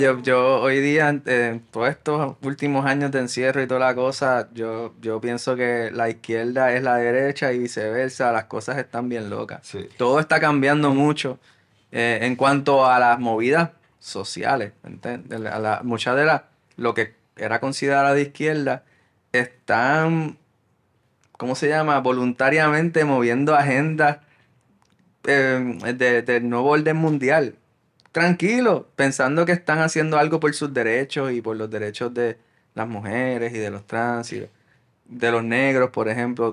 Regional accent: Puerto Rico; nuestra identidad como puertorriqueños

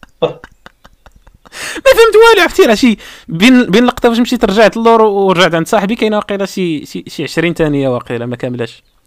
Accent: Morocco; حنا مغاربه مغربي

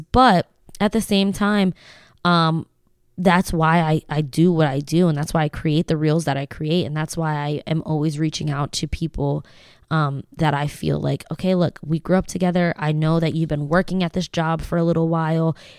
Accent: Lancaster, Pennsylvania, United States; we moved here when I was ten

